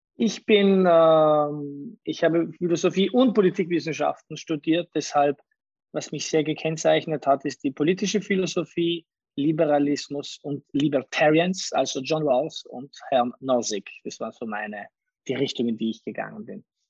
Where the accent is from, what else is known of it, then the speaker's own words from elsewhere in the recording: Bolzano, Trentino-Alto Adige, Italy; also born or lived in Salurn, South Tyrol; ich habe zum Teil meine Kindheit in den Bergen oberhalb von Salurn in Südtirol verbracht, dann in der Stadt in Bozen